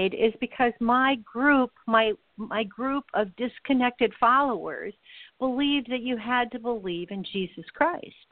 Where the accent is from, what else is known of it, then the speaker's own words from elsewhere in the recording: Los Angeles, California, United States; when I was a kid in Los Angeles